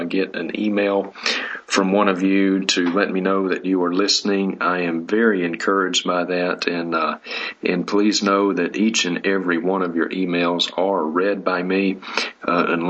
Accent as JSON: {"language": "English", "town": "Vicksburg", "region": "Mississippi", "country": "United States", "tie": "born or raised there", "moved": "yes", "lives_now": "Sandpoint, Idaho, United States", "said": "my hometown of Vicksburg, Mississippi"}